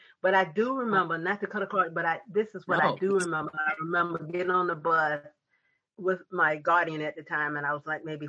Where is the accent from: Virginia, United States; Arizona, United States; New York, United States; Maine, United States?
Virginia, United States; but I'm from Virginia, okay?